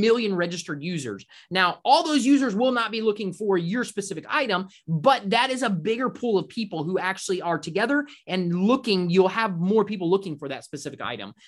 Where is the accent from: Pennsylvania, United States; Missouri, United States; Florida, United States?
Florida, United States; Orlando; we grew up in Orlando.